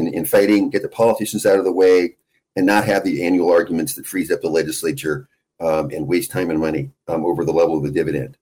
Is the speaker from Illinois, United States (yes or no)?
no; Anchorage, Alaska, United States; I'm a lifelong Alaskan. I was born and raised in Anchorage